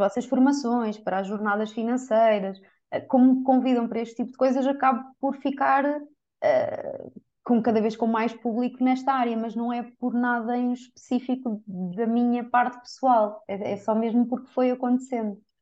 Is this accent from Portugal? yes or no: yes; Coimbra, Centro, Portugal; Eu sou de Coimbra.